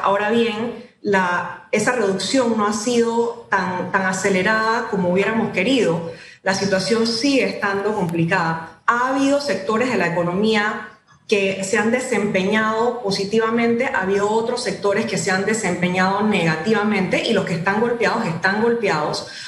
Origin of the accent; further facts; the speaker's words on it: Panama; tenemos que juntarnos todos como panameños